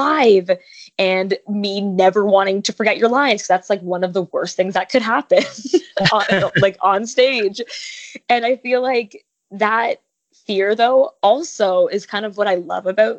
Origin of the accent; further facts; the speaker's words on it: Toronto, Ontario, Canada; moved away as an adult; now in Los Angeles, United States; so I was born in LA, but I was raised in Toronto